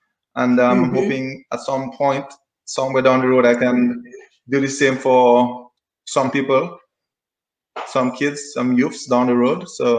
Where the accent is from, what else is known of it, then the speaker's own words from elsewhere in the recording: Saint David, Dominica; We're going to take a trip now to Kalinago territory as we know it now, formerly known as Carib Reserve, Sally Bear. Well, growing up in the country, you know, it's beautiful.